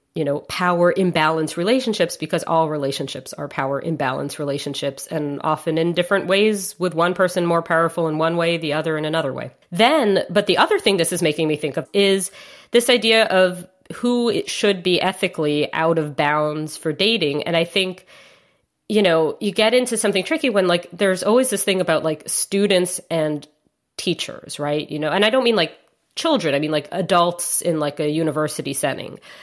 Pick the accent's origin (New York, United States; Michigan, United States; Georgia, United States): New York, United States; I grew up in Manhattan